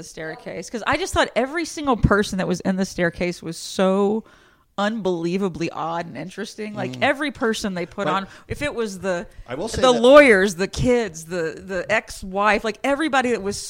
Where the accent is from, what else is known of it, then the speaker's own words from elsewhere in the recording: Bay City, Texas, United States; moved away; that's my hometown. They were in Bay City, Texas. That's where I'm from. That's exactly where I'm from.